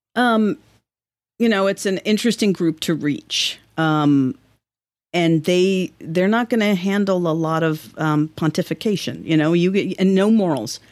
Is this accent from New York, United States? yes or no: yes; New York City, New York, United States; moved away as an adult; now in Vermont, United States; I'm from Manhattan